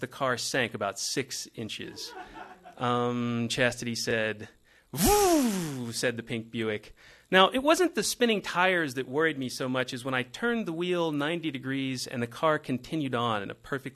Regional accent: just outside of Dallas, Texas, United States; we grew up in the Bible Belt, just outside of Dallas, Texas

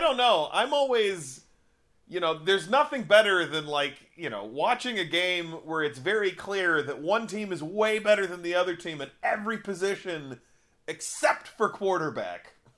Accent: Upper Midwest, United States; we're from the Upper Midwest.

